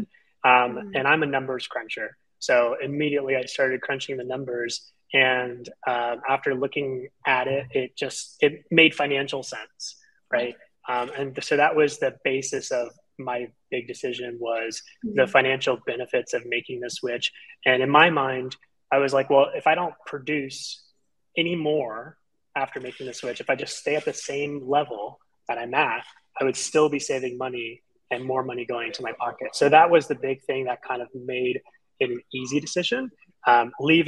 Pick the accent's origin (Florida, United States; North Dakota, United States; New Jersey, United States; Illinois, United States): Florida, United States; Central; I'm actually based in the Central Florida area, was born and raised here, lived here my entire life